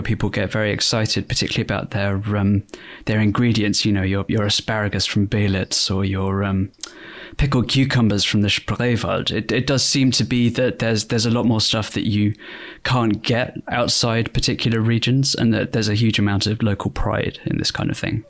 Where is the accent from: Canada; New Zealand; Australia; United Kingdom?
United Kingdom; Bristol, South West England; my hometown, Bristol